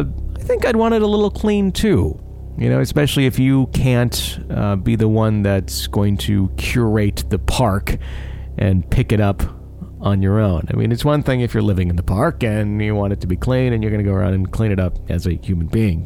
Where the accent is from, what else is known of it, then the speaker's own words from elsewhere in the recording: Ohio, United States; Backstory on me, I'm from Ohio, and I come from a family that is very big into the paranormal.